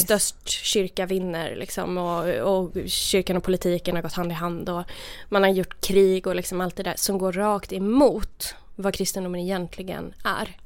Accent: Värmland, Sweden; moved away as an adult; jag kom ju då från, från Värmland där jag var så här, lite så här uh, udda frikyrkounge

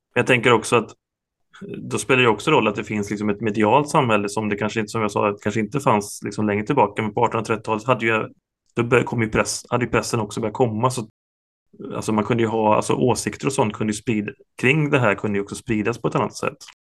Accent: Ulricehamn, Västra Götaland, Sweden; jag är, jag är från Ulricehamn

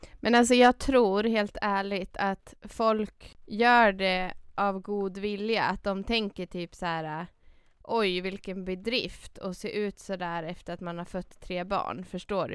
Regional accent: Dalarna County, Sweden; moved away; Dalarna, mm. till den stan där jag är ifrån

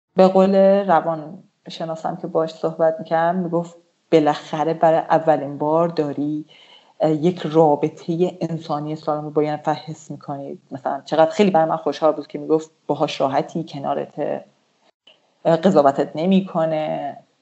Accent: Iran; moved away as an adult; now in Turkey

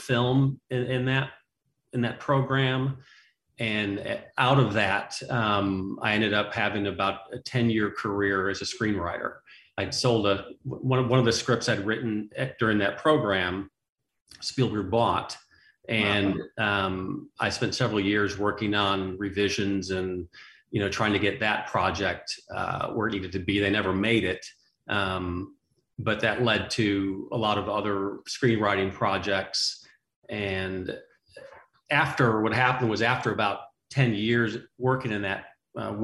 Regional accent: Chicago, Illinois, United States; moved away as an adult; also born or lived in Northern California / Arkansas / Southern California / Evansville, Indiana; now in Pass Christian, Mississippi, United States; I'm originally from the Chicago area

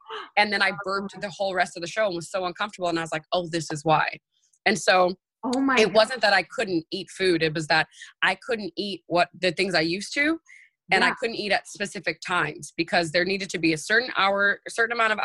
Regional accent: New York City, New York, United States; moved away as an adult; now in Los Angeles, United States; I'm a New Yorker and I'm used to the go, go, go

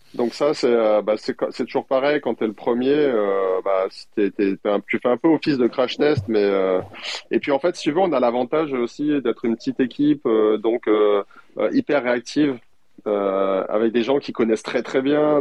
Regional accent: France; en tant que Français

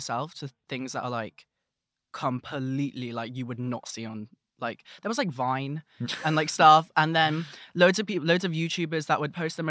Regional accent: London, United Kingdom; And, you know, I'm from London, so I know what a roadman sounds like.

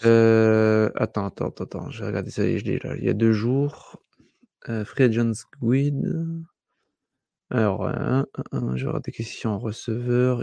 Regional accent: north-east France, France; je suis français du Nord-Est

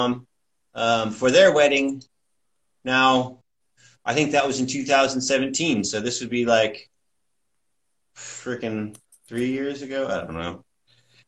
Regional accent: Corvallis, Oregon, United States; now in Kingston, United States; I'm from Corvallis, which is about an hour and a half south of Portland.

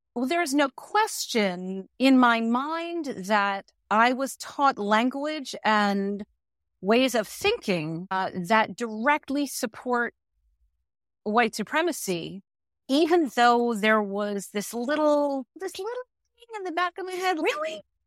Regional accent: New York, United States; also born or lived in Manhattan, New York City; I am a New Yorker

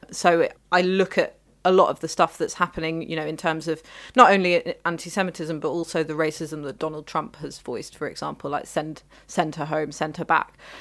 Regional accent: London, United Kingdom; I was born in London.

